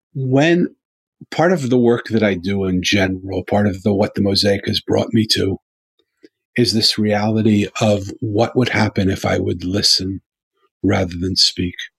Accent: Philadelphia, Pennsylvania, United States; I'm from Philadelphia

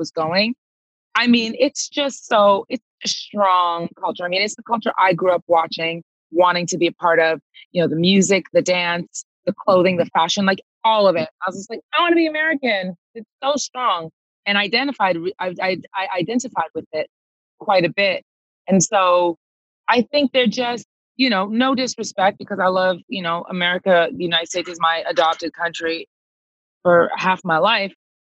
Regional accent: Toronto, Ontario, Canada; moved away as an adult; also born or lived in Los Angeles / London; I was born and raised in Toronto. Yeah. And so I left Toronto when I was 20 years old

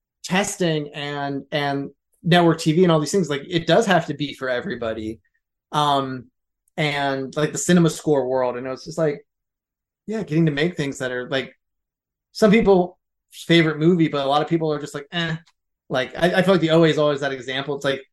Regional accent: Philadelphia, Pennsylvania, United States; I'm from Philly

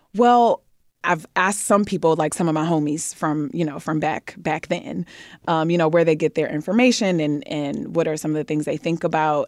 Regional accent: Detroit, Michigan, United States; moved away; I'm from Detroit

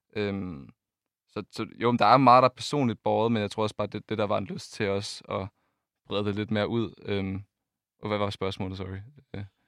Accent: Funen, Southern Denmark, Denmark; vi kommer fra Fyn

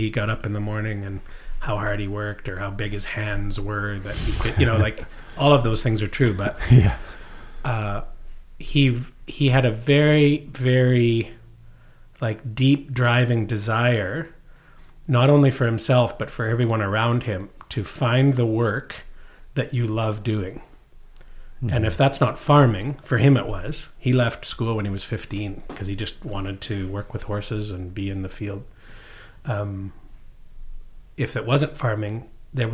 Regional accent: Maidstone, Saskatchewan, Canada; moved away; also born or lived in New York; Near the Alberta border, outside Lloydminster, in a little town called Maidstone on the Yellowhead

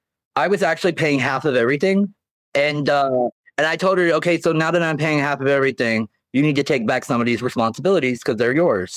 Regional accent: Dry Ridge, Kentucky, United States; moved away as an adult; also born or lived in Kenton County, Kentucky; now in California, United States; I'm originally from Kentucky. I was born in Kenton County, raised in Dry Ridge, Kentucky. I moved out to California when I was 18 to get away from my family.

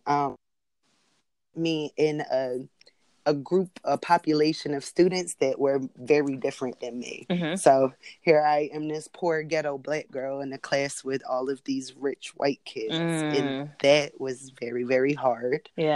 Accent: Milledgeville, Georgia, United States; also born or lived in Philadelphia, Pennsylvania; I was born in Philly, but I grew up down south in a small town called Milledgeville, Georgia

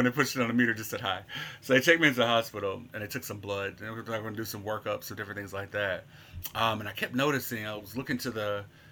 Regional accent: Little Rock, Arkansas, United States; moved away as an adult; now in Memphis, United States; I'm originally from Little Rock, Arkansas, but I've been a Memphian for 10 years now

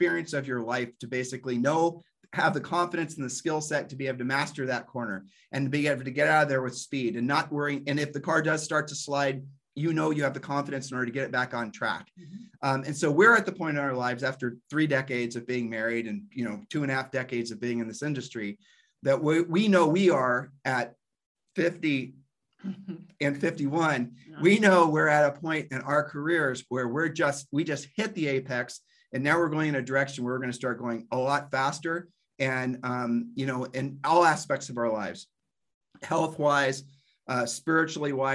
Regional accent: Ohio, United States; We're from Ohio

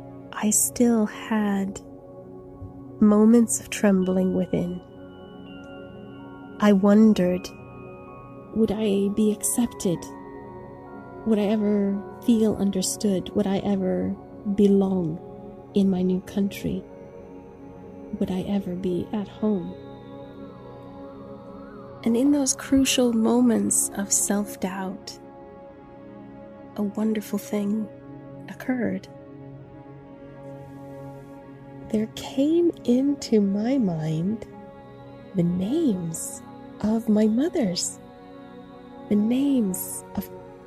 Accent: United States; born there; Now, I was born in the United States of America, but it was obvious to me that I was not an indigenous American.

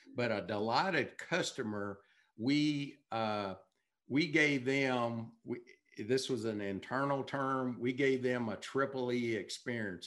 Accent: Texas, United States; I'm from Texas

